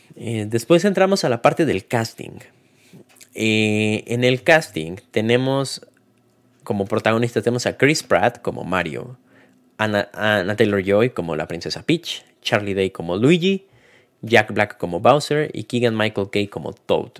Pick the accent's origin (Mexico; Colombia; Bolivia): Mexico; nosotros como mexicanos o hispanohablantes